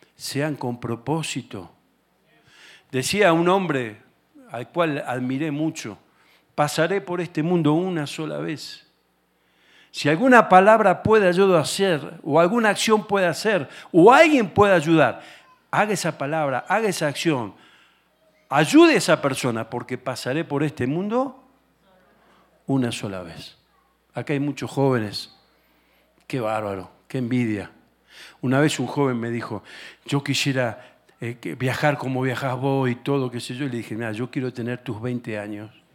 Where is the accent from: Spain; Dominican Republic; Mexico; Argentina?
Argentina; yo, vengo de Argentina